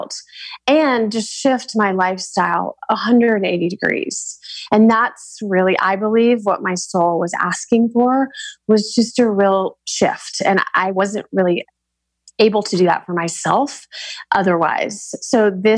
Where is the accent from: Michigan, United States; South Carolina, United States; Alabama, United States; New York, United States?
Alabama, United States; moved away; also born or lived in Aspen / Santa Monica; I was born and raised in Alabama, which is a very conservative part of the country.